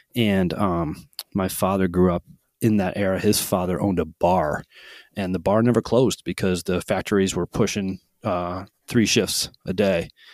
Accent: Holyoke, Massachusetts, United States; also born or lived in South Hadley, Massachusetts; I grew up in Holyoke, Massachusetts

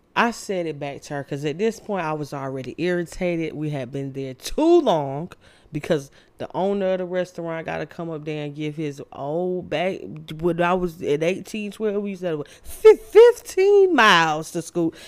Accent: Candler Road, Georgia, United States; I grew up on Candler Road and I hung with all the bad kids in the hood

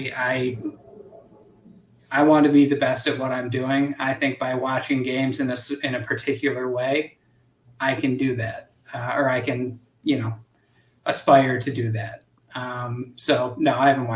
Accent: Buffalo, New York, United States; moved away as an adult; now in Omaha, United States; I'm from Buffalo, New York, which is basically Canada

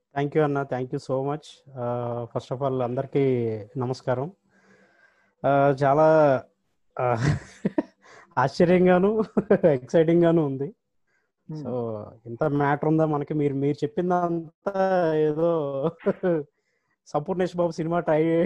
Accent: Eluru, Andhra Pradesh, India; moved away as an adult; also born or lived in Rajahmundry; now in Hyderabad, India; నేను పుట్టి పెరిగింది అంతా కూడా ఏలూరు తర్వాత చదువు అంతా రాజమండ్రిలోనే అయిందన్న

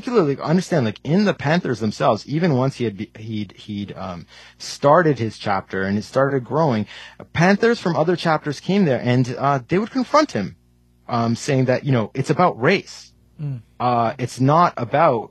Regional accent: Canada; I was born in Canada, but my parents are from India

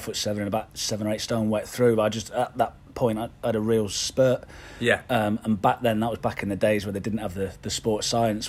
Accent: Belfast, Northern Ireland, United Kingdom; born there; I was born in Belfast. My mum's from Belfast. So I wasn't a plastic paddy.

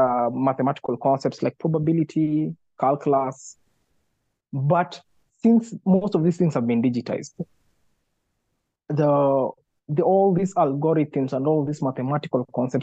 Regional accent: Nakuru, Nakuru County, Kenya; I grew up in Nakuru

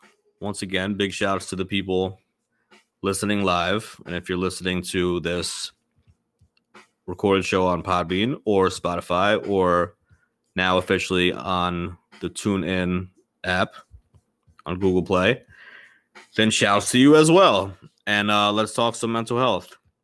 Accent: Indianapolis, Indiana, United States; …, I'm from Indianapolis.

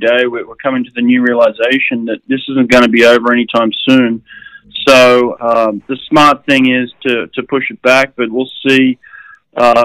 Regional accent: Sydney, New South Wales, Australia; born or raised there

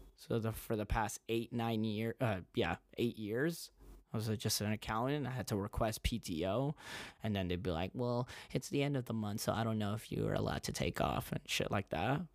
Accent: United States; I grew up in America

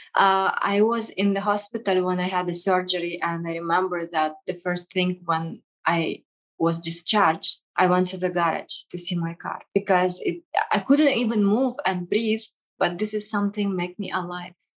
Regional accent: Kazakhstan; English is a second language; also born or lived in Russia; now in United Arab Emirates; i was grew up in kazakhstan

